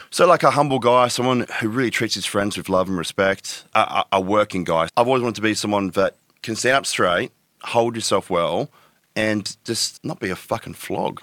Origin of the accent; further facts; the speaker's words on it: Tweed Heads, New South Wales, Australia; moved away as an adult; now in Gold Coast, Australia; I grew up in Tweedheads. I was there from the age of, what, ten to twenty, say.